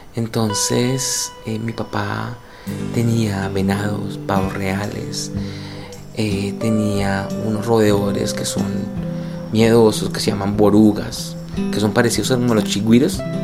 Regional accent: Líbano, Tolima, Colombia; moved away; soy un periodista colombiano de 45 años, eh, soy escritor de no ficción, soy editor, nací en un pueblo que se llama El Líbano Tolima

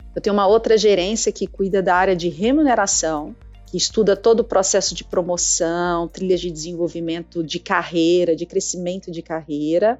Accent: Minas Gerais, Brazil; accent: mineirês; now in Campinas, Brazil; esse sotaque meu é porque eu sou de Minas, tá, gente? Eu sou mineira e eu carrego mesmo

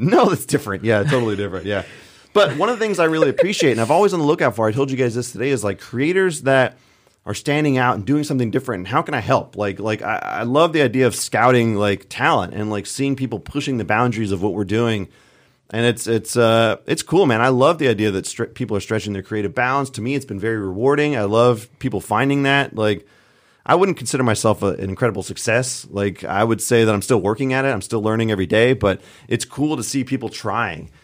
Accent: California, United States; moved away as an adult; also born or lived in Colorado; I originally grew up in California

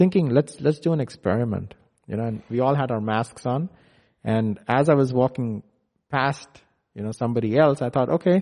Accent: India; now in McKinney, United States; I live in McKinney, where it's very different from India. So I was born and brought up in India

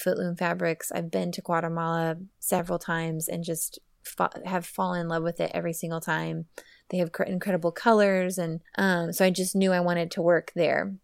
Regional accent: Oklahoma, United States; moved away as an adult; now in Austin, United States; I'm from Oklahoma. I, I moved to Austin, Texas for a job ten years ago, and I have been here ever since.

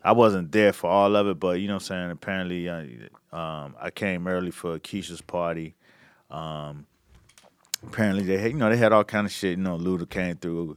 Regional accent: Miami Gardens, Florida, United States; the mayor of my hometown, you know what I'm saying, of Miami Gardens

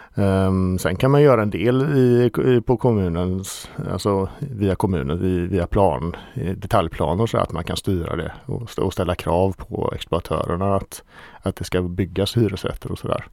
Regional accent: Ale, Västra Götaland, Sweden; jag kommer från Ale

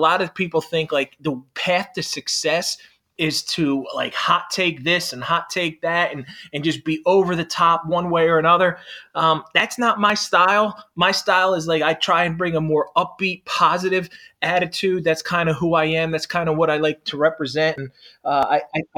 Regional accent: Philadelphia, Pennsylvania, United States; moved away as an adult; now in South Jersey, United States; I grew up in the city. So I grew up in South Philly. Yeah. I live in South Jersey now

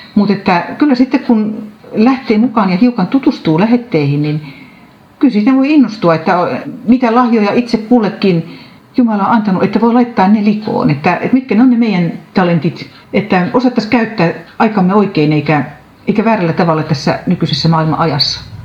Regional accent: Sastamala, Pirkanmaa, Finland; moved away as an adult; now in Forssa, Finland; Sastamalasta, mistä olen kotoisin

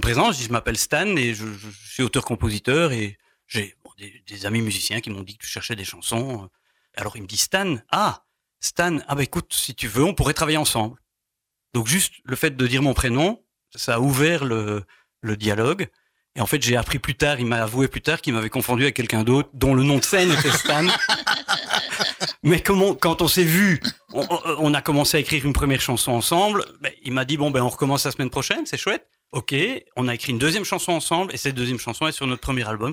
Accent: Tournaisis, western Hainaut, Wallonia, Belgium; moved away as an adult; also born or lived in Brussels region; je suis né dans le Tournésie, le Hainaut occidental

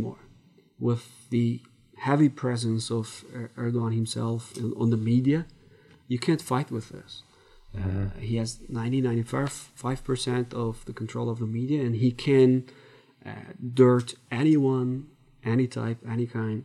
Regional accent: Turkey; Turkey, my home country.

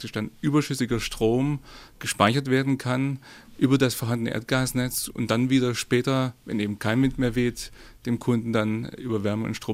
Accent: Swabia, Germany; Sie wissen, ich bin Schwabe

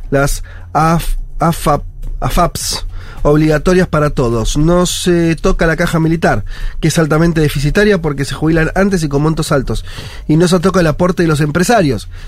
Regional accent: Uruguay; Soy … de Uruguay

